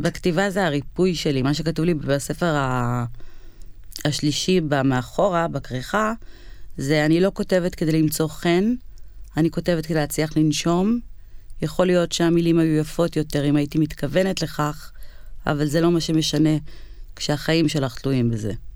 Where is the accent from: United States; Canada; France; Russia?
United States; now in Israel; אני במקור, כאילו, מארצות הברית, נולדתי בארצות הברית